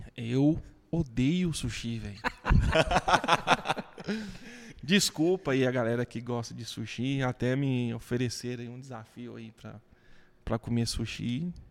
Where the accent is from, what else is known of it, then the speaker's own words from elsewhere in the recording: Goiás, Brazil; accent: goianês; also born or lived in Goiânia / Aparecida de Goiânia; sou orgulhoso de ser roceiro, de nascer aqui em Goiás, de, de ter esse sotaque